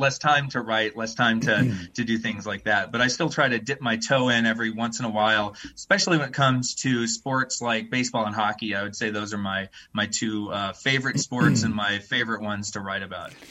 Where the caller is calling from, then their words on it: Bentonville, Arkansas, United States; I'm calling in from Bentonville, Arkansas, of oh, all places, and uh, that's where me and my wife moved uh, around Thanksgiving